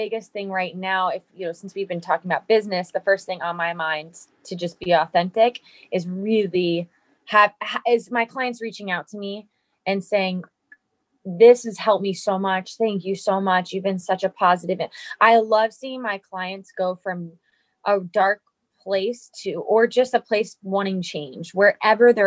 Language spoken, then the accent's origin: English; New Jersey, United States; also born or lived in East Coast; I'm from New Jersey